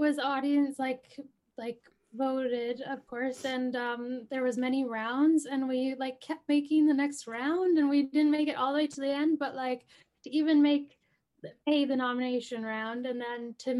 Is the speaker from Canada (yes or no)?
yes; Coast Salish territory, coast of British Columbia, Canada; now in Winnipeg, Canada; So, I'm from the Coast Salish territory, which is colonially known as British Columbia, the coast of British Columbia. And I currently live in Treaty One territory, which is now known as Winnipeg, and that's in Manitoba. Kind of in central Canada